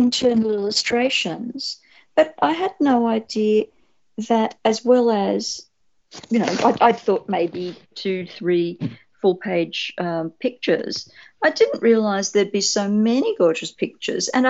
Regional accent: Australia; an Australian spec fic writer

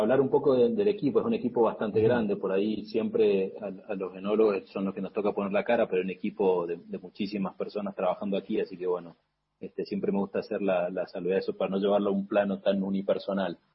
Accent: Mendoza, Argentina; born or raised there; moved away as an adult; also born or lived in San Juan; now in Cafayate, Argentina

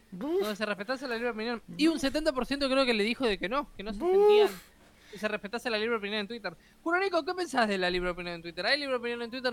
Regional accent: Uruguay; soy un uruguayo

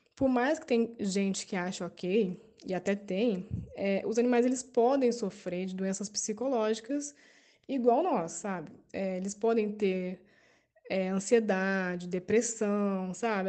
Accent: São José dos Campos, São Paulo, Brazil; moved away as an adult; now in Campos dos Goytacazes, Brazil; sou de São José dos Campos, mas moro em Campos dos Goitacazes, no Rio.

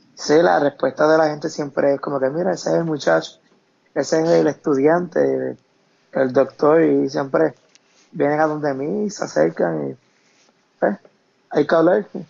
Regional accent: Camuy, Puerto Rico; also born or lived in Arecibo, Puerto Rico; Nací en Arecibo, pero soy de Camuy

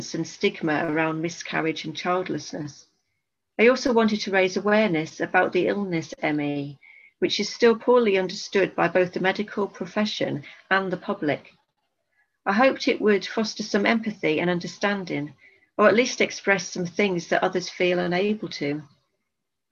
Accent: Darlington, North East England, United Kingdom; moved away; also born or lived in Bristol; I'm originally from Darlington

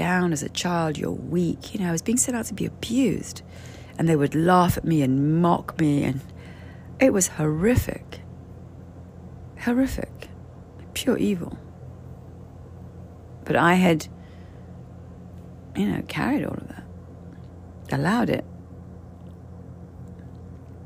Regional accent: Canary Islands, Spain; I'm from the Canary Islands

